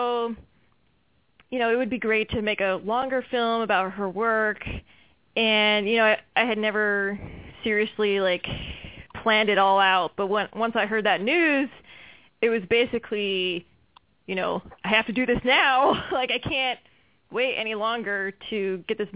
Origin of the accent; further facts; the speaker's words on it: Charlotte, North Carolina, United States; moved away as an adult; also born or lived in Chicago; I'm originally from Charlotte, North Carolina, and you know, I was far away from home